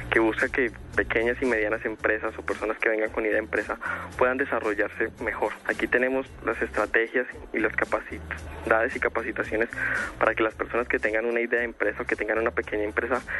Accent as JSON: {"language": "Spanish", "region": "Valle del Cauca", "country": "Colombia", "said": "que somos del Valle del Cauca, estamos orgullosos"}